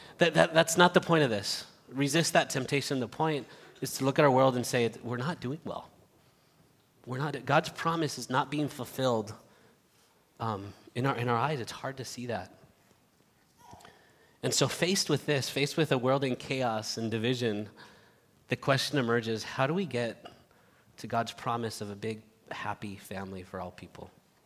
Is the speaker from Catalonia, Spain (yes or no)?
yes; Barcelona, Catalonia, Spain; also born or lived in United States / Madrid; I was born here in the United States, but grew up in Spain since I was seven, in the city of Barcelona, and then moved to Madrid.